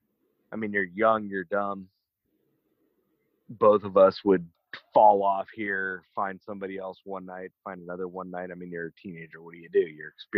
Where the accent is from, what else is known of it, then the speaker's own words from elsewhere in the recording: Atlanta, Georgia, United States; moved away as an adult; also born or lived in Idaho; my hometown in Atlanta